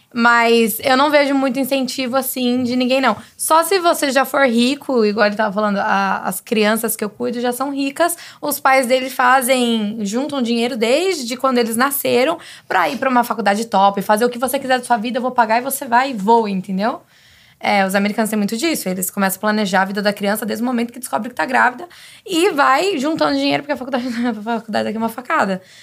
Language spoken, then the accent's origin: Portuguese; Brazil; also born or lived in San Francisco Bay Area, United States; now in United States; eu sou do Brasil, falo espanhol